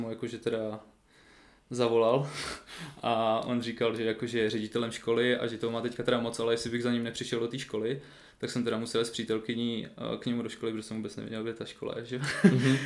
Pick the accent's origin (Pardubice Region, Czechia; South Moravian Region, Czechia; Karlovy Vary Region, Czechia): Pardubice Region, Czechia; Svitavy; moved away; also born or lived in Brno; jsem vlastně ze Svitav, takže v okolí Svitav